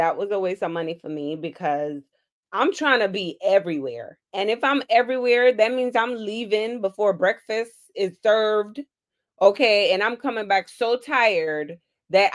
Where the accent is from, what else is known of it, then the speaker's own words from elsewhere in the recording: Jamaica; now in Florida, United States; I am Jamaican